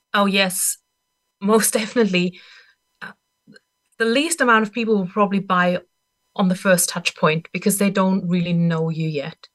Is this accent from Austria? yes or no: yes; Austria; English is a second language; moved away; I'm not even a native English speaker. I'm from Austria originally